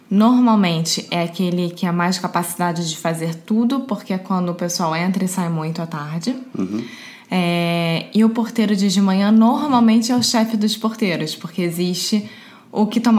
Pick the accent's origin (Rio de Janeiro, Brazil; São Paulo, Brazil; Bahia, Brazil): Rio de Janeiro, Brazil; Alexia. Eu sou brasileira, carioca do Rio de Janeiro.